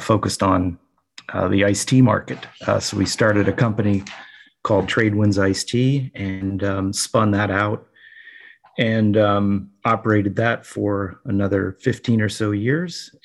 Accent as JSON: {"language": "English", "town": "Cincinnati", "region": "Ohio", "country": "United States", "tie": "born or raised there", "also_born_or_lived": "New Jersey", "moved": "as an adult", "said": "I grew up in Ohio. I was born and raised in Cincinnati"}